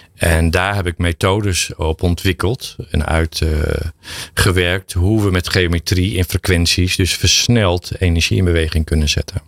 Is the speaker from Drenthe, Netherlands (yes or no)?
yes; Drenthe, Netherlands; ik kom uit Drenthe